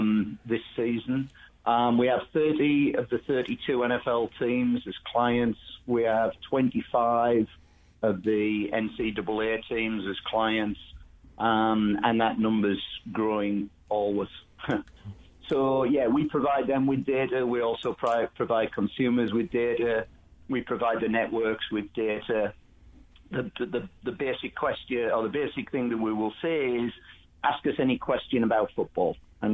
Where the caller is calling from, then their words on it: Cincinnati, Ohio, United States; The PFF headquarters in Cincinnati.